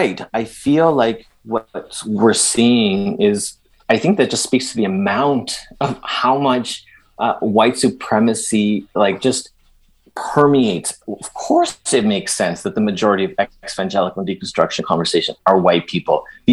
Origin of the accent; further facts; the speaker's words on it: Edmonton, Alberta, Canada; born or raised there; first language Spanish; also born or lived in El Salvador